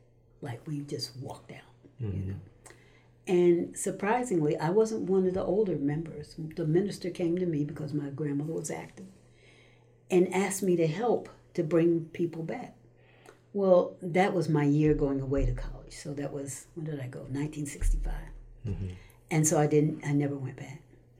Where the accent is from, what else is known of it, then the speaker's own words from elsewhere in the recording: Stamford, Connecticut, United States; also born or lived in New York City, United States; Stamford, Connecticut.